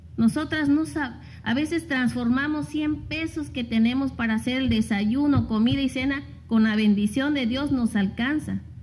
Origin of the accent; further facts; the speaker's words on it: Asunción Ixtaltepec, Oaxaca, Mexico; yo estoy desde niña, desde los tres años, estoy en, en mi pueblo